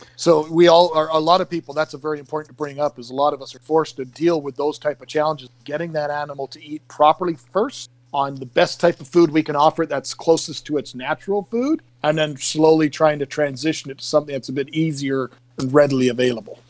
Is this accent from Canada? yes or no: yes; Canada; I'm actually from another country. I'm from Canada